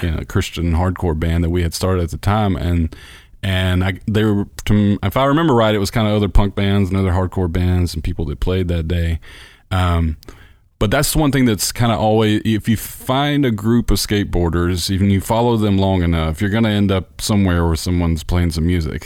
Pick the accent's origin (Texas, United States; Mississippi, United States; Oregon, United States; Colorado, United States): Mississippi, United States; Bruce; I grew up in Bruce, which is about an hour d-, drive from there.